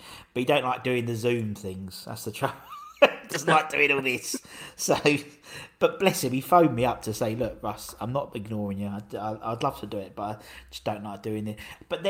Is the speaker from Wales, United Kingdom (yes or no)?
no; East of England, United Kingdom; just to make it sound like I was really from London or from England, you know, and try to explain from Essex rather than London.